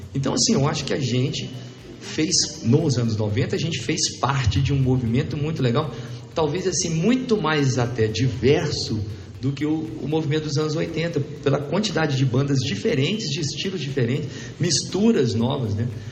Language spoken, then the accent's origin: Portuguese; Belo Horizonte, Minas Gerais, Brazil; nós somos lá de Belo Horizonte